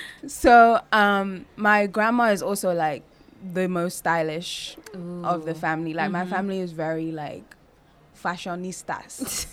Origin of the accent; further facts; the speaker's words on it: London, United Kingdom; also born or lived in New York, United States / Nigeria; I went to school in Nigeria for a little bit, a few years. And then went to London and started school in London in about year two. Okay. And then from year two to pretty much 18.